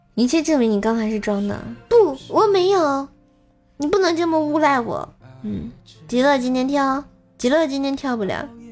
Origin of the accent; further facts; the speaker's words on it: Tianjin, China; 我是天津人啊